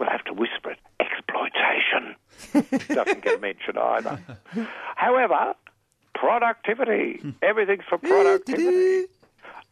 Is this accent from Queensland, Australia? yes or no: yes; Brisbane, Queensland, Australia; my hometown of, here we are, back to good old Brisbane.